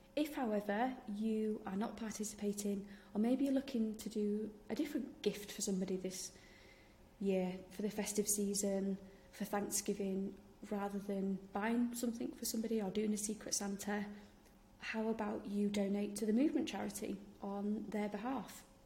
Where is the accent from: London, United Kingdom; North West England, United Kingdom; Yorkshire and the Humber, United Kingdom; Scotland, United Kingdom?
Yorkshire and the Humber, United Kingdom; I'm from Yorkshire, in case you didn't realise from my accent.